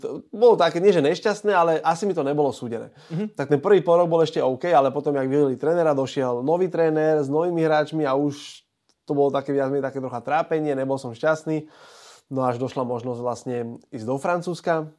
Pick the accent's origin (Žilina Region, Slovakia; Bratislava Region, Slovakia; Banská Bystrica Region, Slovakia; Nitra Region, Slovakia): Bratislava Region, Slovakia; Bratislava; Ja som Bratislavčan